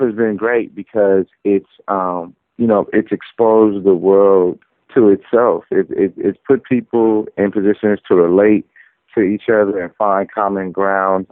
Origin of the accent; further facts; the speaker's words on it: Oakland, California, United States; I'm from Oakland, California.